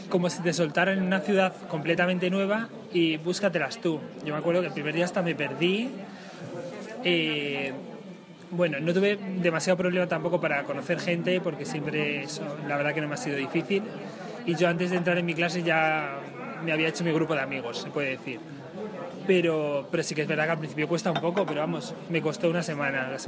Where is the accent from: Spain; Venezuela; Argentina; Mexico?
Spain; Talavera de la Reina, Castilla-La Mancha; yo nací en Talavera de la Reina, siempre he ido al colegio en Talavera de la Reina, pero es verdad que yo soy, mis raíces están en Castillo de Bayuela